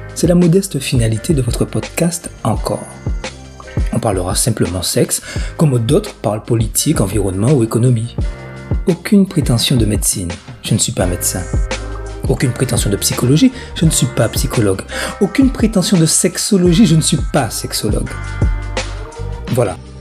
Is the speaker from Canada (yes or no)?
no; Guadeloupe; chez nous en Guadeloupe